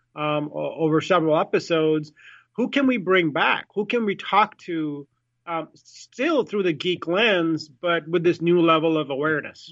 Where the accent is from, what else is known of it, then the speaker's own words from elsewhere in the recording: India; I'm Indian, I was born in India